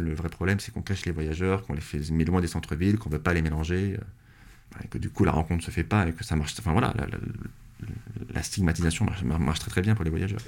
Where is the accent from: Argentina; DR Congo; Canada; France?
France; je sais que je suis français, parce que je sais que je suis pas anglais. Enfin, je sais que j'ai né sur ce territoire